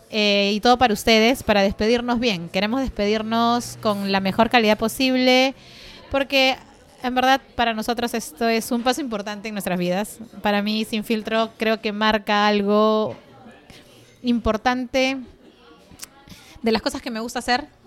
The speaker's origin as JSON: {"language": "Spanish", "town": "Villa Rica", "region": "Pasco", "country": "Peru", "tie": "born or raised there", "said": "saludo especial a mis abuelos que han ganado el segundo puesto en el concurso de cafés de Villarrica, mi pueblo natal."}